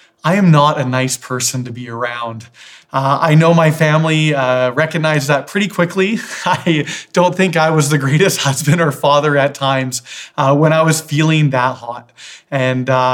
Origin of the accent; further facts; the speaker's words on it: Victoria, British Columbia, Canada; Growing up in Victoria, there was a lake called Thetis Lake that my family always went